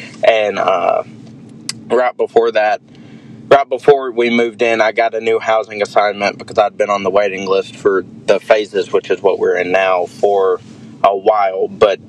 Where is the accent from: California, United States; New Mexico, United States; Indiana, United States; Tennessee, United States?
Tennessee, United States; southern Middle; moved away as an adult; now in Martin, United States; I come from southern Middle Tennessee off a row crop farm. Went to high school at Lincoln County High School in Tennessee. Came up here to Martin, Tennessee